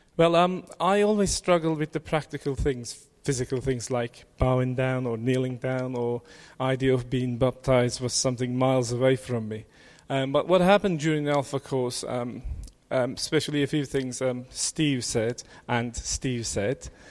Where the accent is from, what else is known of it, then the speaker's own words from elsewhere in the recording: Turkey; I was born in Turkey